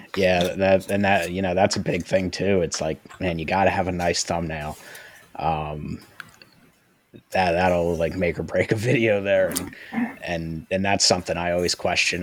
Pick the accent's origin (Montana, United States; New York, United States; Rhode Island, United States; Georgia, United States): New York, United States; upstate; moved away; I'm from upstate New York, so I've got family up there.